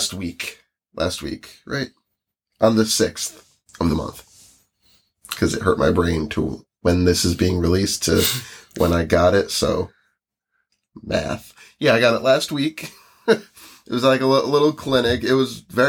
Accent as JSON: {"language": "English", "country": "United States", "lives_now": "New Jersey, United States", "said": "we're from the United States"}